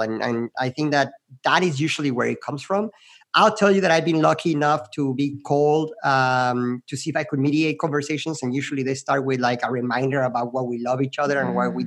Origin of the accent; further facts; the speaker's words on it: Querétaro, Mexico; now in Arizona, United States; I'm originally from Mexico, um, and I lived in this city called Querétaro, which is about two hours